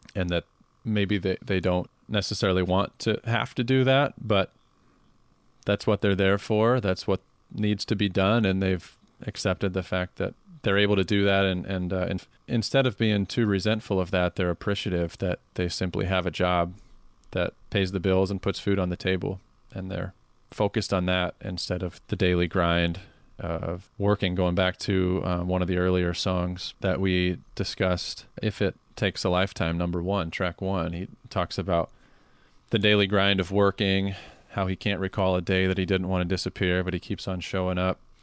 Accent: Carroll, Iowa, United States; my hometown of Carroll, Iowa

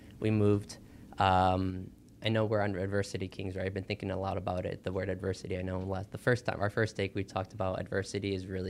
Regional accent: Illinois, United States; also born or lived in Cicero, Illinois / Brookfield, Illinois / Willow Springs, Illinois; I was born and raised here in Illinois.

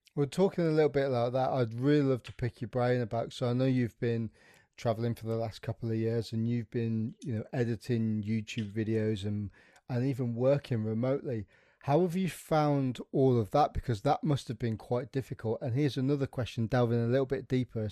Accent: West Midlands, United Kingdom; accent: plastic brummie; I'm from the Midlands. I'm a plastic brummie

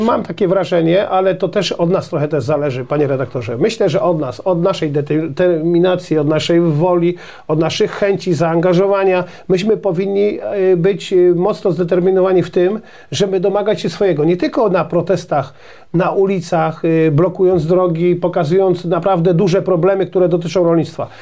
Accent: Poland; My, Polacy, a szczególnie rolnicy

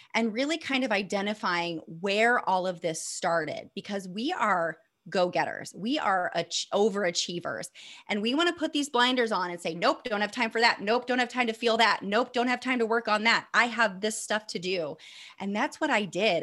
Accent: Northeast Indiana, United States; I'm from Indiana, Northeast Indiana. Um, I'm in Fort Wayne

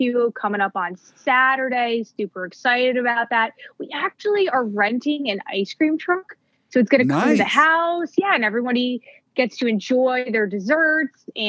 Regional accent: Northeast, United States; I am a traditional Northeast person

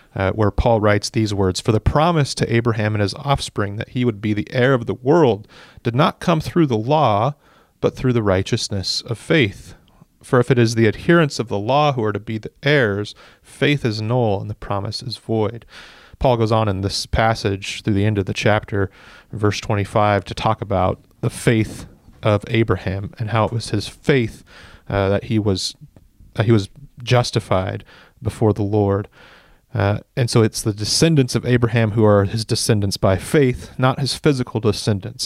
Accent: United States; as an American

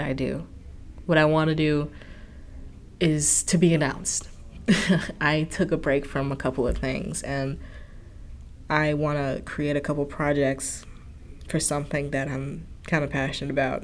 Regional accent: Chicago, Illinois, United States; now in Ohio, United States; I'm in Ohio now and I'm from Chicago

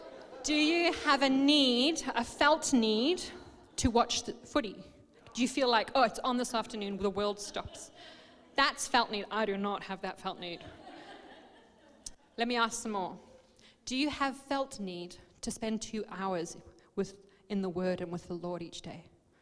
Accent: Botswana; So we grew up in Botswana in Africa in a mining community

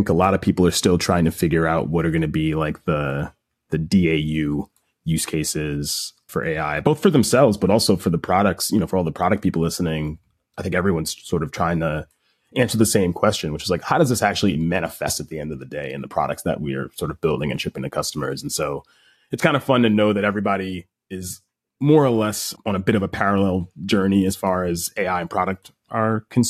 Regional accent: Baldwin, New York, United States; grew up in right outside of New York City in Long Island, New York, a town called Baldwin. Grew up with both my parents and I got one sibling, younger sister, 6 years younger than me. And, you know, we grew up in a lower middle class background

